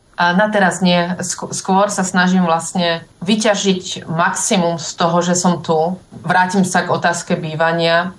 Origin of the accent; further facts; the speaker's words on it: Dolný Kubín, Žilina Region, Slovakia; moved away as an adult; now in Berlin, Germany; môjho rodného mesta, Dolného Kubína